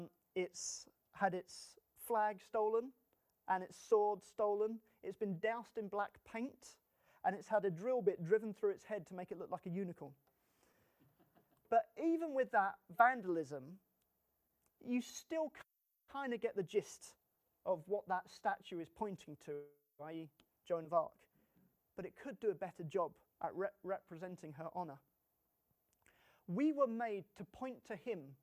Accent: England, United Kingdom; us as English people

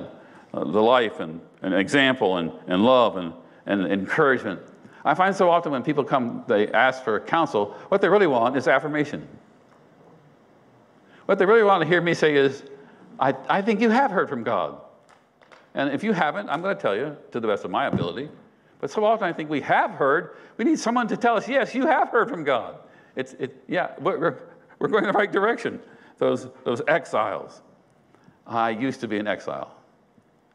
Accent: United States; I'm an American

